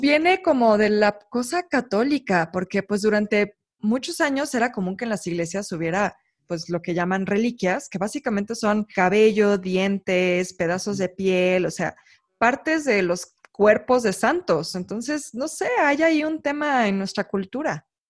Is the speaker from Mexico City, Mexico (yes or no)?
yes; Mexico City, Mexico; todos los que crecimos en la Ciudad de México